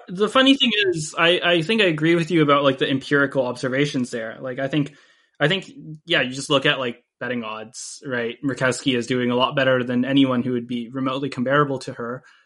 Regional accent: United States; now in Canada; I, I actually live in Canada right now, um, even though I'm an American citizen

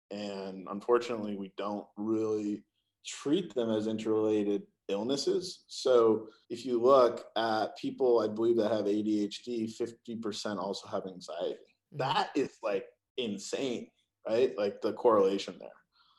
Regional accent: California, United States; Well, look, I come from Silicon Valley. And the reality is that we do like to move fast.

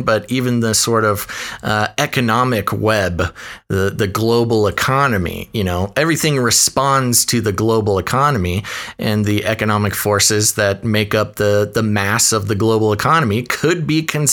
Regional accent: United States; I am, as an American, an independently minded American

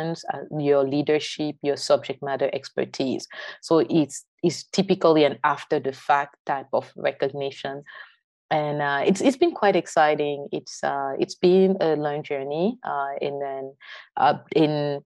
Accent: Yaoundé, Centre, Cameroon; moved away as an adult; now in United States; I'm originally from Yaoundé, the French-speaking side of Cameroon

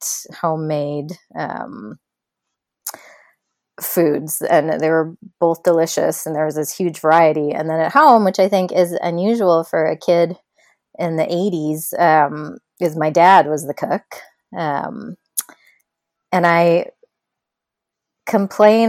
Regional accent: Edmonton, Alberta, Canada; moved away as an adult; I grew up in Edmonton, Alberta, so like in the prairies, in Canada. That part definitely I left when I was 18.

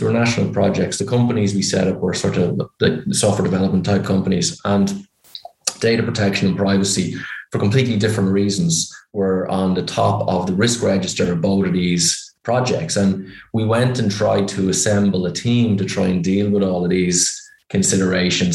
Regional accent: Ireland; accent: Irish; You can probably tell by my accent I'm Irish

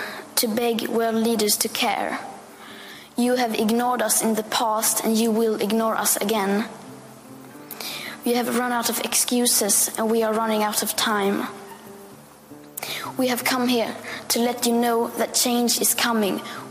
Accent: Sweden; I am 15 years old, and I'm from Sweden.

